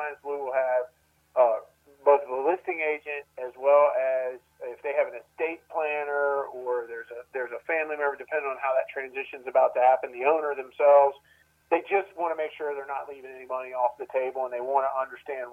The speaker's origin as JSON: {"language": "English", "region": "Maryland", "country": "United States", "tie": "born or raised there", "moved": "yes", "lives_now": "Columbia, United States", "said": "I grew up in Maryland"}